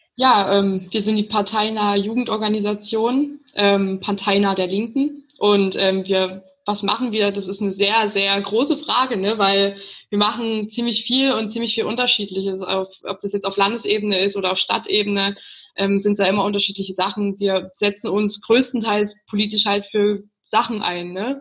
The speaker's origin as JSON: {"language": "German", "town": "Chemnitz", "region": "Saxony", "country": "Germany", "said": "wir kommen aus Chemnitz"}